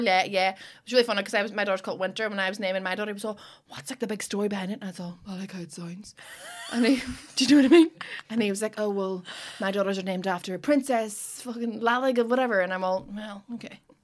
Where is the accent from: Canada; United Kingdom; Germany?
United Kingdom; Derry, Northern Ireland; I'm from Derry